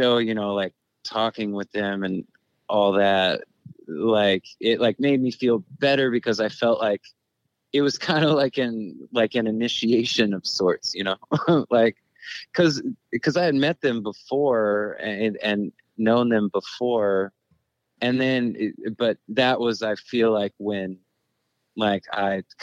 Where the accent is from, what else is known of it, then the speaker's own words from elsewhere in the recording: High Point, North Carolina, United States; also born or lived in Alabama; I grew up in High Point, from Alabama, moved to High Point when I was a kid.